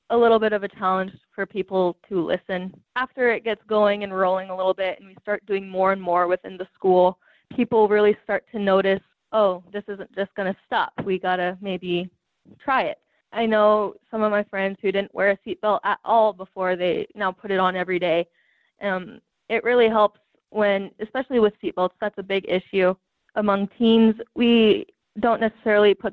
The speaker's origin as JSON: {"language": "English", "region": "Wyoming", "country": "United States", "said": "I am from Wyoming"}